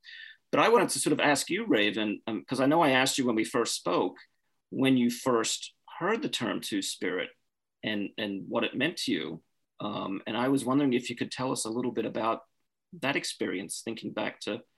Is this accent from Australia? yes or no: yes; Australia; I'm originally from Australia. And I grew up in Australia during a really turbulent time in Indigenous Australian history.